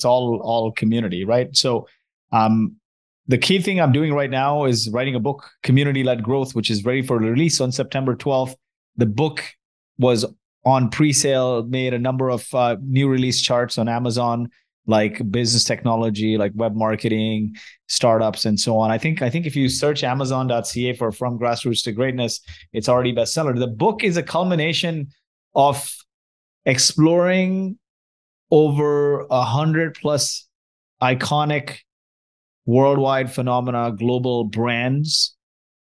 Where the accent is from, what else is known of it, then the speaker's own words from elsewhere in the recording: Kuwait; also born or lived in Mumbai, India; now in Vancouver, Canada; I grew up in Kuwait. I was born and raised in Kuwait. My parents are from India